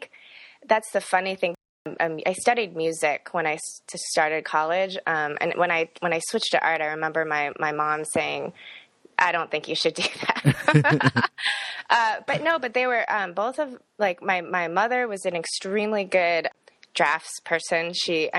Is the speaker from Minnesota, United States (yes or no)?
no; Fox River Grove, Illinois, United States; moved away as an adult; also born or lived in South Korea; now in Iowa City, United States; Grew up in the northwest suburbs of Chicago, a pretty small one called Fox River Grove. And that's where I spent my entire childhood.